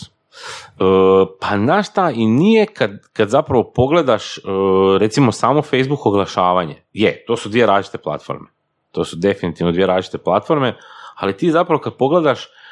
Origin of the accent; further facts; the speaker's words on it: Slavonia, Croatia; ja sam slavonac, dolazim iz Slavonije